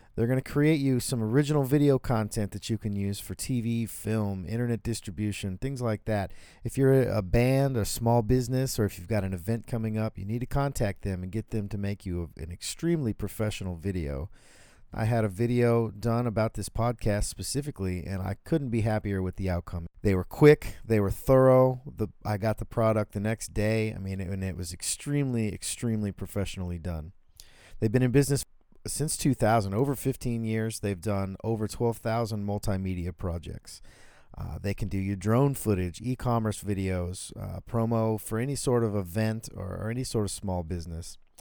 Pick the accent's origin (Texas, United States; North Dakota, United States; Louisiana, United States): Texas, United States; Denton; that's where I grew up in Denton